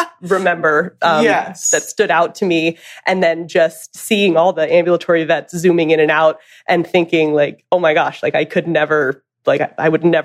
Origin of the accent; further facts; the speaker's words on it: California, United States; moved away as an adult; also born or lived in Pennsylvania; now in Kentucky, United States; I grew up in California, and my grandpa had a cattle ranch